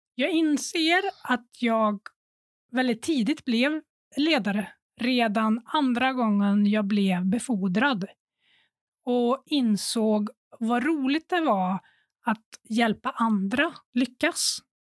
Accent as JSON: {"language": "Swedish", "town": "Sunne", "region": "Värmland", "country": "Sweden", "moved": "yes", "said": "Jag var hemma i Värmland, i Sunne, och hade pluggat"}